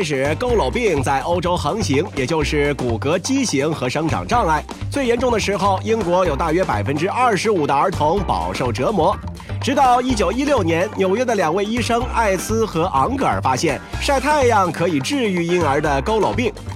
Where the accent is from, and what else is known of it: China